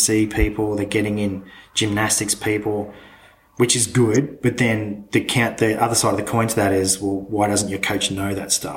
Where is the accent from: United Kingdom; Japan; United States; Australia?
Australia; as an Australian being part of the Commonwealth